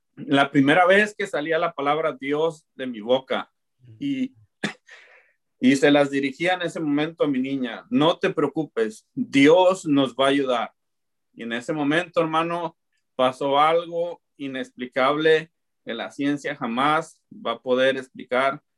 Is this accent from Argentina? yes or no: no; Zapopan, Jalisco, Mexico; moved away as an adult; also born or lived in Guadalajara, Jalisco / Olympia, Washington; now in Lacey, United States; soy originario de Guadalajara, pero yo crecí en Zapopan